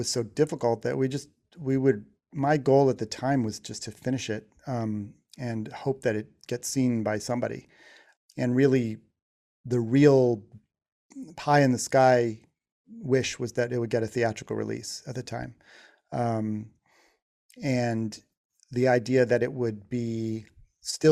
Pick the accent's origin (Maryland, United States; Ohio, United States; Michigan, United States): Ohio, United States; Shaker Heights; moved away as an adult; also born or lived in New York; growing up in Shaker Heights, Ohio